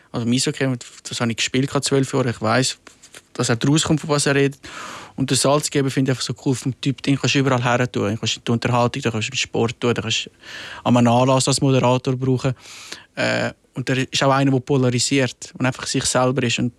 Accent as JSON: {"language": "German", "country": "Switzerland", "tie": "born or raised there", "lives_now": "Rapperswil, Switzerland", "said": "weil ich bin im Milz aufgewachsen und dann ist das Fernsehen und Medien ist weiter weg."}